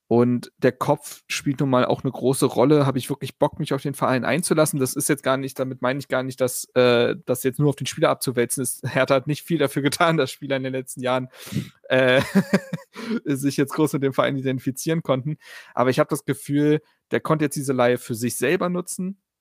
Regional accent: Berlin, Germany; Ich bin ja auf der Schulfarm Insel Schafberg zur Schule gegangen. Ähm, wird manchen Leuten was sagen in Berlin-Reinickendorf

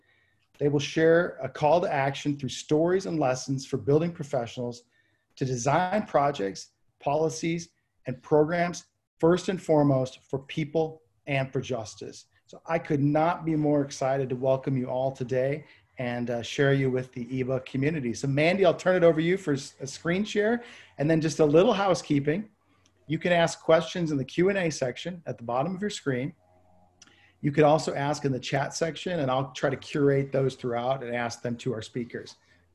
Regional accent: Connecticut, United States; But, you know, I was from Connecticut. So I also claim New York as part of my home.

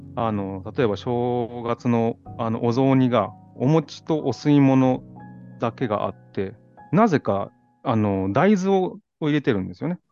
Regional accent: Gotsu, Shimane, Japan; moved away; also born or lived in New York, United States; この島根県江津市に帰ってきて

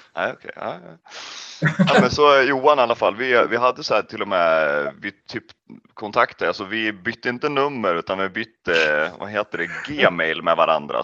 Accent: Kolbäck, Västmanland, Sweden; jag kommer ifrån Kolbäck

